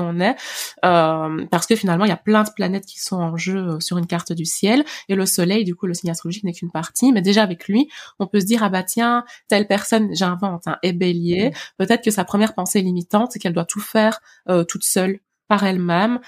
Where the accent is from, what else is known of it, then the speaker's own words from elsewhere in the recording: Liège, Wallonia, Belgium; j'ai grandi vraiment à Liège Centre